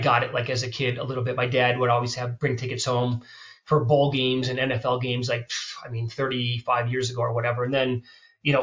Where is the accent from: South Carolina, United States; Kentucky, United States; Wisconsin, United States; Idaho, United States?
Wisconsin, United States; I grew up in Wisconsin.